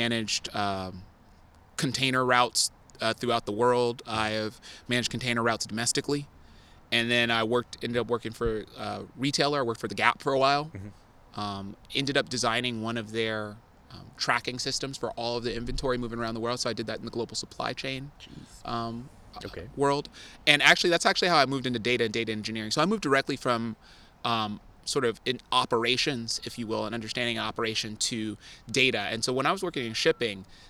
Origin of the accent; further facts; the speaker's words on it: Oakland, California, United States; moved away as an adult; also born or lived in Scottsdale, Arizona; growing up in Oakland